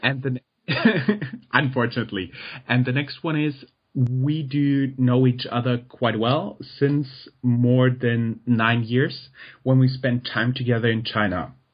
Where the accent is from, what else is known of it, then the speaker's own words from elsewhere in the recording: Germany; English is a second language; I'm German